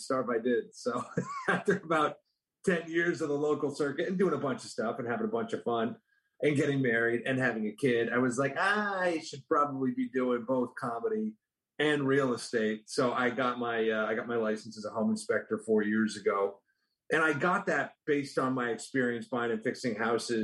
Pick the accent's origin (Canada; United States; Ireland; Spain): Canada; moved away as an adult; I'm from Canada originally